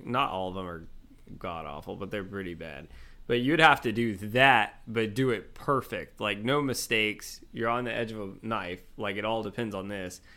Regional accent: Georgia, United States; I'm from Georgia

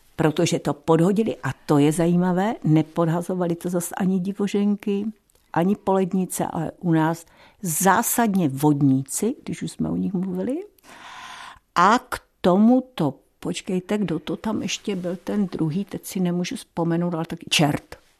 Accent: Frýdlant nad Ostravicí, Moravian-Silesian Region, Czechia; já jsem z Friedlandu nad Ostravicí

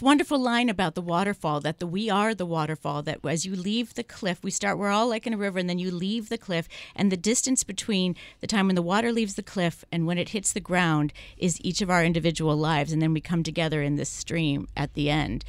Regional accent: San Francisco, California, United States; I'm from San Francisco

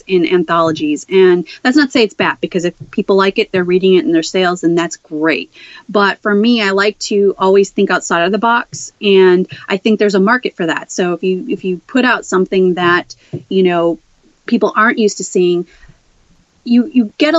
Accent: Chicago, Illinois, United States; moved away; I'm originally from Chicago, Southwest Side

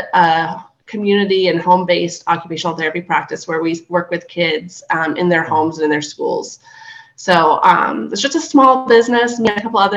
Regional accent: Fredericksburg, Virginia, United States; moved away as an adult; So I grew up in Fredericksburg, Virginia.

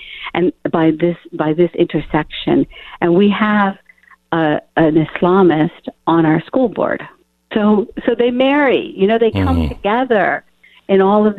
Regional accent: Morgantown, West Virginia, United States; I'm calling you from Morgantown, West Virginia, where I grew up right now.

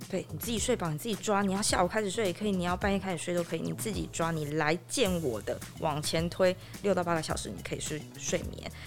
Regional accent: Yilan, Yilan County, Taiwan; 我从小是在宜兰长大

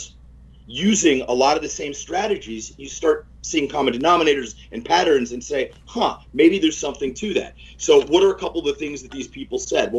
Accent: New Castle, Pennsylvania, United States; I grew up in Newcastle, Pennsylvania, small town

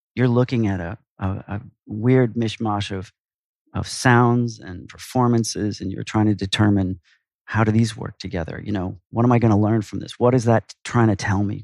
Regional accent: Minneapolis, Minnesota, United States; moved away as an adult; now in New York, United States; I'm originally from Minneapolis.

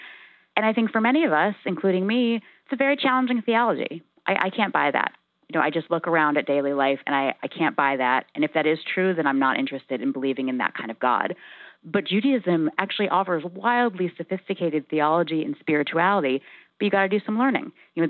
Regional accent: United States; what we can do as American Jews is to try to engage in the discussion of Israel

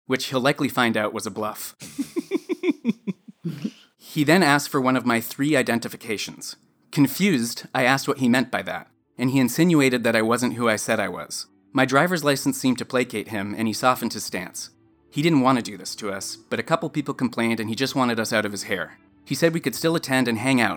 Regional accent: Canada; accent: thick Canadian; my thick Canadian accent

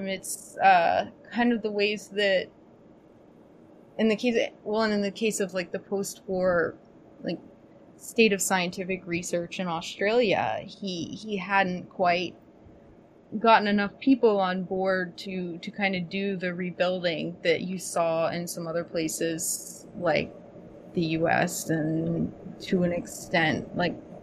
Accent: United States; me as an American

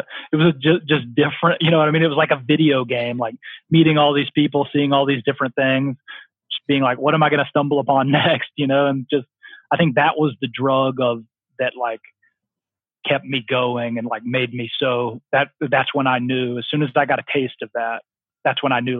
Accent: Birmingham, Alabama, United States; now in Las Vegas, United States; a kid who growing up in Birmingham, Alabama

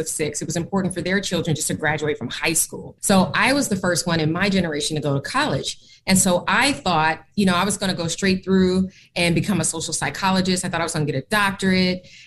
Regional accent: Oakland, California, United States; moved away as an adult; also born or lived in Portland, Oregon; I left my hometown of Oakland, California, that's where I'm from

